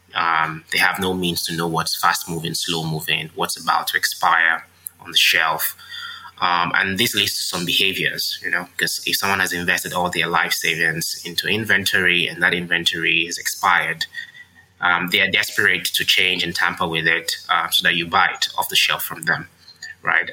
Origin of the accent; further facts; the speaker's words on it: Nigeria; while I was growing up in Nigeria.